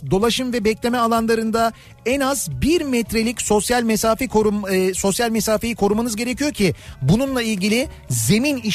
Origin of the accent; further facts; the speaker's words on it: Kaynarca, Kırklareli, Turkey; Ben aslen Kırklareli Kaynarcalıyım. Adından da anlaşıldığı gibi beldemizin birkaç yerinde su kaynıyor ve dere şeklinde devam ediyor.